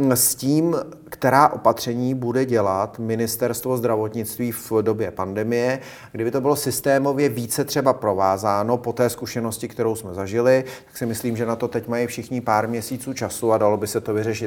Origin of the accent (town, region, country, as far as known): Czechia